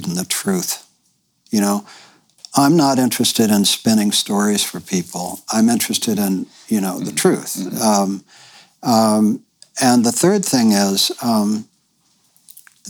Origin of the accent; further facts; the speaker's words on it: New York, United States; moved away as an adult; now in Bolinas, United States; I grew up in New York, in the New York intelligentsia